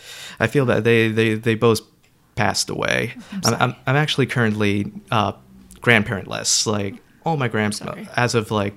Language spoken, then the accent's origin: English; New York, United States; also born or lived in Florida / Georgia; Oh, no. Georgia? I'm originally from New York.